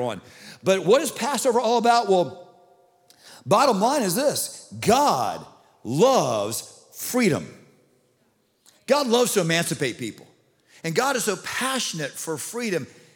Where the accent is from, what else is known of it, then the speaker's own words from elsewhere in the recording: Hollywood, Florida, United States; I grew up in South Broward, down in Hollywood. I grew up in Hollywood Hills